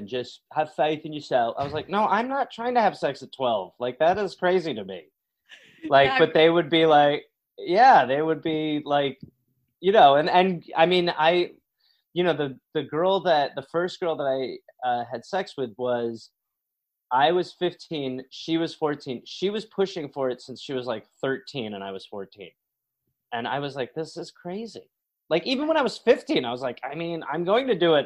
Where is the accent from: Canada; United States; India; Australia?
United States; Milwaukee, Wisconsin; now in New York, United States; I grew up in Milwaukee, Wisconsin.